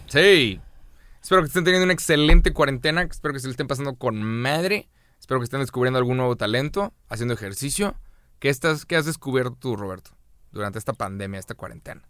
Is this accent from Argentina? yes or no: no; Mexico; nos estamos uniendo todos como mexicanos